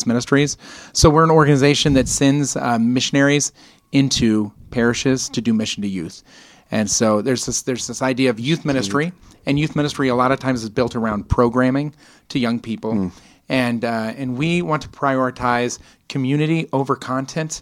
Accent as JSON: {"language": "English", "region": "Colorado", "country": "United States", "tie": "born or raised there", "moved": "yes", "lives_now": "Round Rock, United States", "said": "I'm glad to be representing the beautiful state of Colorado. There you go. Yep. Born and raised."}